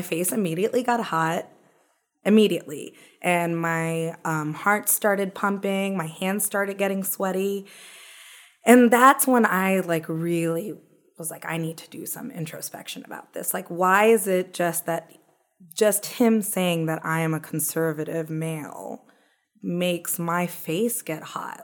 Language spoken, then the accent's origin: English; Owensboro, Kentucky, United States; We're both born and bred in Kentucky